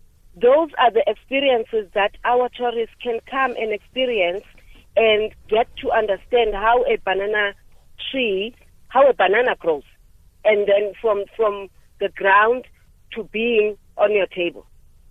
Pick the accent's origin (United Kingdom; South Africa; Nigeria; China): South Africa; our history as South African, as South Africans is.